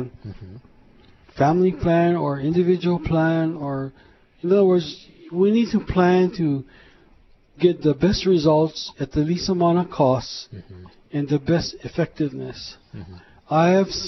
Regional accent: Honolulu, Hawaii, United States; born in Honolulu, Hawaii, a couple of blocks from here, in fact, in Makali, and I attended McKinley and the University of Hawaii

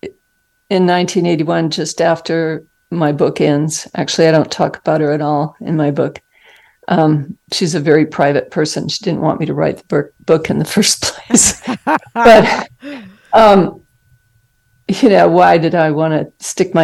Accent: Arizona, United States; moved away as an adult; also born or lived in Salt Lake City, Utah / Boston, Massachusetts; I grew up in Arizona and went to college there, medical school in Salt Lake City

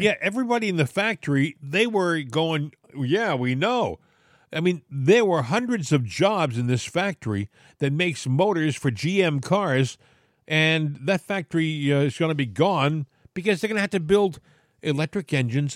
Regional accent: southeastern Massachusetts, United States; I grew up in Massachusetts. And, uh, I lived in southeastern Massachusetts

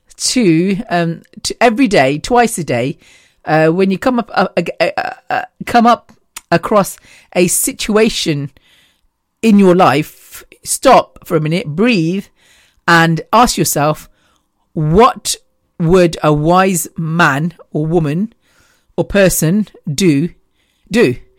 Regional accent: the Midlands, England, United Kingdom; we're from the Midlands, so we're halfway central, central England, I guess.

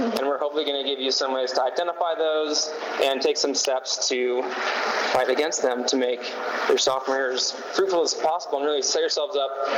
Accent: Sacramento, California, United States; I'm from Sacramento, California. I did not grow up in a Christian home.

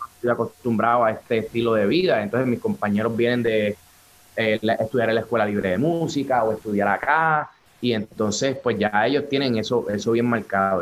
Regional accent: Trujillo Alto, Puerto Rico; saludos de Puerto Rico, Trujillo Alto en la casa

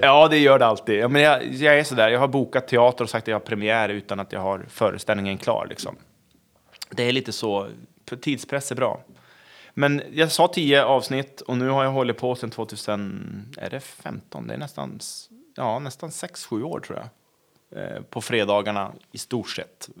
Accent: Köpmanholmen, Västernorrland County, Sweden; moved away; Jag är från Köpanholmen utanför Övik

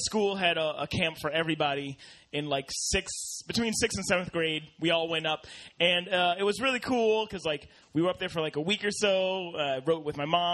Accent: New Hampshire, United States; I grew up, like, my childhood was mostly in New Hampshire from, like, third grade to high school.

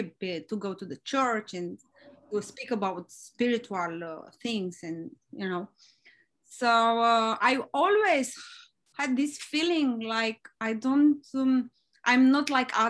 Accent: Romania; moved away; I'm from Romania and I grew up there

